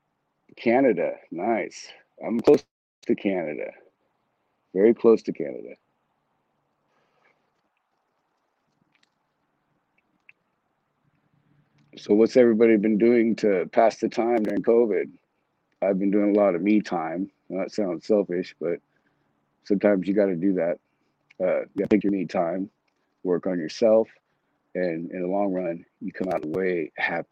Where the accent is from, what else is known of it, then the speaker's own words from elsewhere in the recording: San Diego, California, United States; also born or lived in Texas; now in Washington State, United States; I was born and raised in San Diego